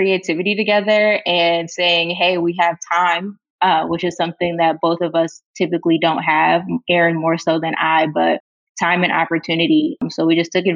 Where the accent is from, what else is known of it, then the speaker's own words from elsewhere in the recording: Chesterfield, Michigan, United States; I lived growing up in Chesterfield, Michigan, which is about 45 minutes away from the city of Detroit.